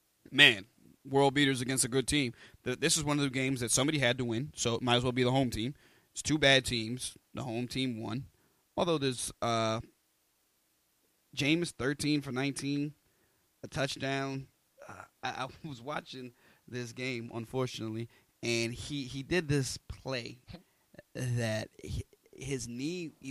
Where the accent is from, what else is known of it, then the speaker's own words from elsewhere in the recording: Missouri, United States; I was born in Missouri.